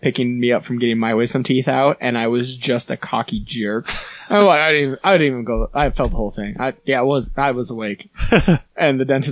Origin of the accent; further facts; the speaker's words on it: Sparks, Nevada, United States; I grew up in Sparks, and my parents complained that it was too far away